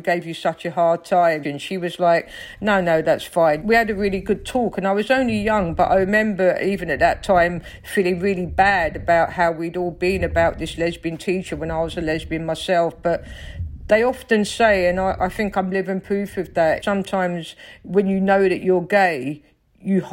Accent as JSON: {"language": "English", "region": "London", "country": "United Kingdom", "tie": "born or raised there", "accent": "Cockney", "said": "I grew up in South London, in Stockwell, on a council estate."}